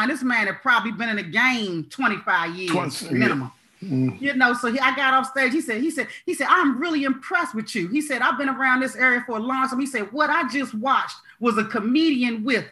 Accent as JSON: {"language": "English", "region": "Maryland", "country": "United States", "also_born_or_lived": "Los Angeles", "said": "I'm from Maryland"}